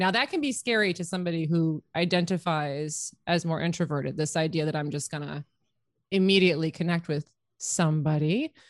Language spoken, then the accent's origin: English; Canada; So we're both women. We're both Canadian.